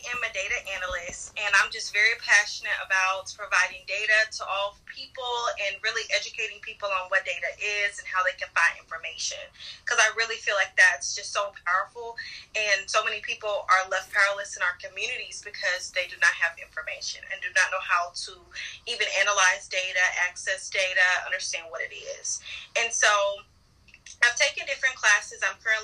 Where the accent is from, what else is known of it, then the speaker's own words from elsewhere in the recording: Nashville, Tennessee, United States; I love Nashville. I think it normally has been a small town.